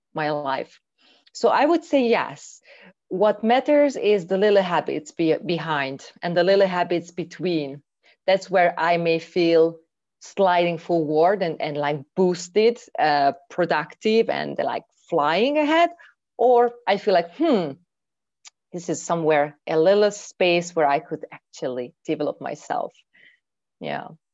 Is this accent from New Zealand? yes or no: no; Hungary; moved away as an adult; I'm from Hungary. And recently, I am in Hungary actually, after five years living abroad.